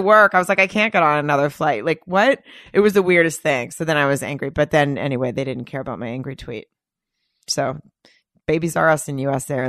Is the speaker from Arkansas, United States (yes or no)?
yes; Arkansas, United States; we were in the South. We were in Arkansas